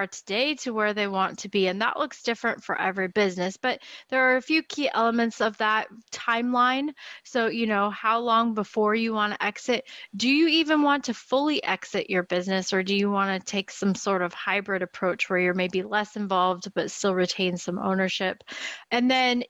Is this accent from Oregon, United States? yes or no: yes; Portland, Oregon, United States; I was born in Portland, Oregon, and I still live here